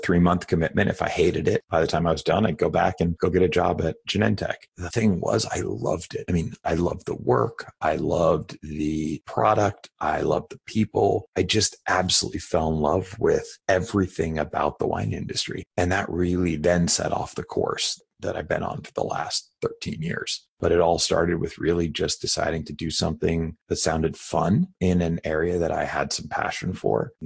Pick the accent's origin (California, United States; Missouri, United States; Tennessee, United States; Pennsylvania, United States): California, United States; San Francisco; also born or lived in Boston; I grew up in San Francisco, so I actually moved back to San Francisco.